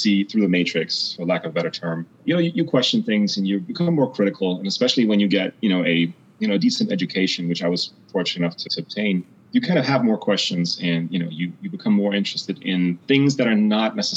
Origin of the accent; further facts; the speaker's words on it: East Germany, Germany; moved away; also born or lived in United Kingdom / United States; I was born in East Germany, so behind the Iron Curtain, right? That east-west divide, right? Having grown up there